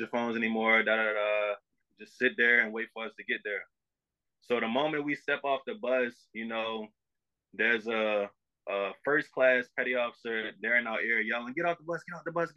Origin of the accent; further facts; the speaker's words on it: Baltimore, Maryland, United States; moved away as an adult; I'm all the way in Chicago. I'm from Baltimore